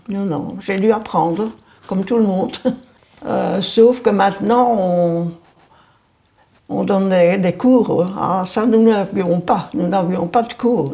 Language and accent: French; Anderlecht, Brussels-Capital Region, Belgium; also born or lived in Forest; Je suis née à Anderlecht. J'ai fait ma commune à Anderlecht. Je me suis mariée à Anderlecht.